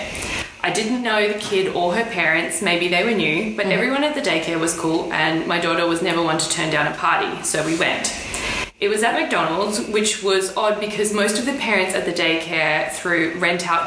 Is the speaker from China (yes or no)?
no; Australia; we're Australian. We grew up in the sun.